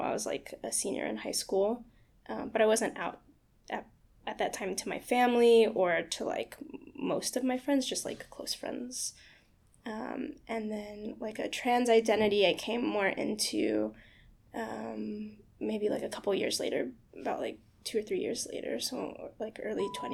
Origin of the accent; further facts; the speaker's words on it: Houston, Texas, United States; moved away as an adult; also born or lived in Austin, Texas; now in New York City, United States; I'm from outside of Houston. I was born in Houston, Texas, and I grew up just kind of like on the outsides of it